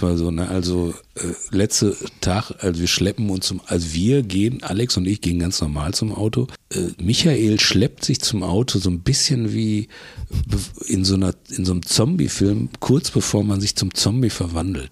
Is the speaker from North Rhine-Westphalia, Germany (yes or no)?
yes; Bochum, North Rhine-Westphalia, Germany; Ich komme ja aus Bochum